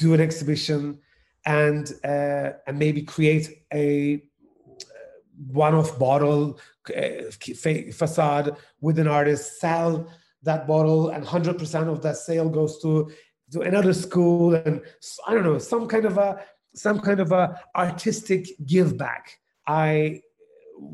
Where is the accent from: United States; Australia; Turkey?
Turkey; moved away; I come from Turkey. And when I was studying in the music college, I studied piano and cello in the conservatoire in Turkey